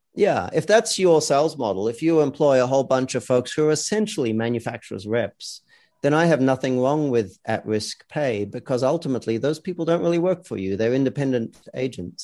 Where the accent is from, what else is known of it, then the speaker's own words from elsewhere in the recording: Australia; now in United States; I come from Australia, where we yeah. have a lot of socialist, you know, employment law.